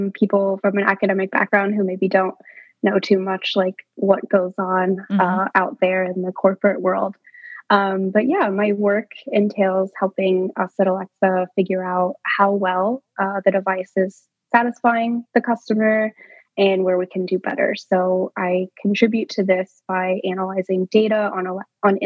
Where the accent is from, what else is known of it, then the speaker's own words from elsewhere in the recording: United States; I, as an American school child, learned Spanish in elementary school